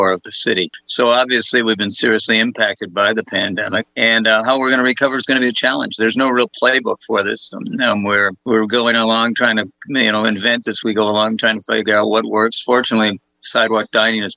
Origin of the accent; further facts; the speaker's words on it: Boston, Massachusetts, United States; now in Monterey, United States; I'm from Boston, Mass